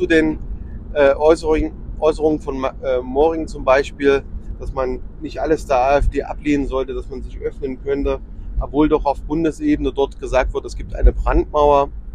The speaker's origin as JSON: {"language": "German", "town": "Erfurt", "region": "Thuringia", "country": "Germany", "said": "als Erfurter"}